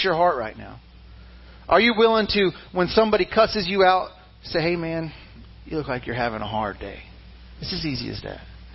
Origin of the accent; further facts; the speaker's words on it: Mississippi, United States; I was born in Mississippi